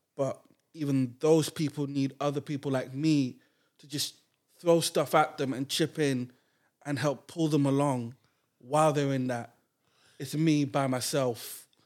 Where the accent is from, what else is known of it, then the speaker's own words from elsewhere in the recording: Grenada; I grew up in Grenada